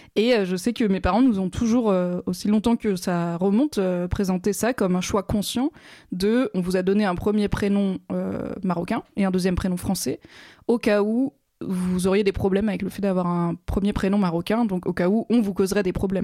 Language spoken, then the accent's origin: French; France; je suis née et j'ai grandi en France